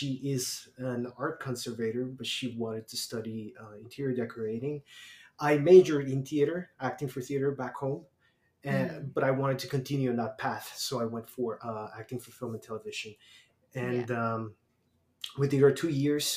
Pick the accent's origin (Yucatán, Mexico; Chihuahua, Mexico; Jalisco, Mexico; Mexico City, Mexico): Mexico City, Mexico; moved away as an adult; also born or lived in San Diego, California; now in Canada; we were both from Mexico and we're both from Mexico City